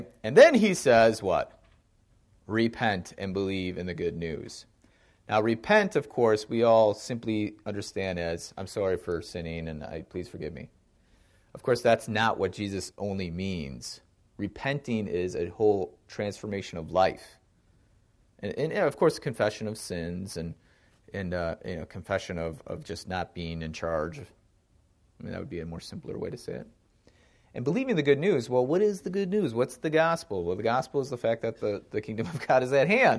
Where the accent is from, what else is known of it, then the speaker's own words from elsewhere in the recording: Wisconsin, United States; I grew up in Wisconsin